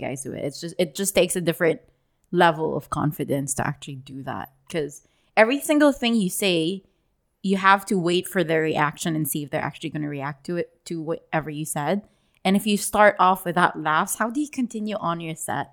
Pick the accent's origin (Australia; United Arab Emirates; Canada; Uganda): United Arab Emirates; Dubai; I grew up in Dubai as well